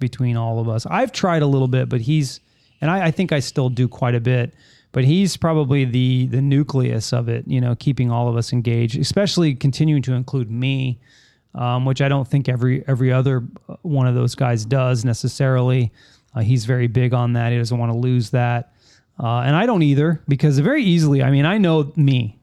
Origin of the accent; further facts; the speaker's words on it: California, United States; moved away as an adult; now in Florida, United States; I grew up in California